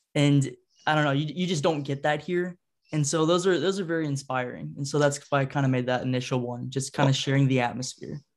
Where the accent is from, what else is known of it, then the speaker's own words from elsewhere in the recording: Ohio, United States; moved away; I'm from Ohio originally, so I'm a huge Blue Jackets fan. Grew up when they started